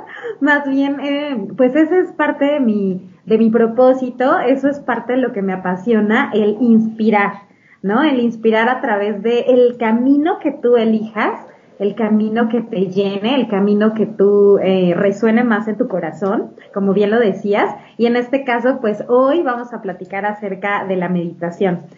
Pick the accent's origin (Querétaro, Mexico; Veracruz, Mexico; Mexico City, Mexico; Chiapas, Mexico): Mexico City, Mexico; also born or lived in Spain; Soy de Ciudad de México. Aquí he vivido, pues, prácticamente toda mi vida, excepto por una temporada que viví en España